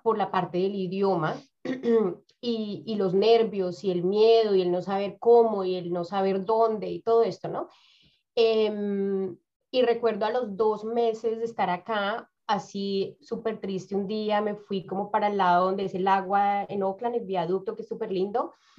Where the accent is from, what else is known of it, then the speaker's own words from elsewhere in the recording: Bogotá, Colombia; moved away as an adult; now in New Zealand; yo vengo de Bogotá, Bogotá es una ciudad demasiado grande